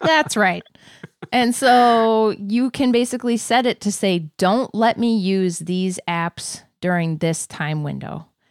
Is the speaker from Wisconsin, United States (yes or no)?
yes; Wisconsin, United States; I was born in Wisconsin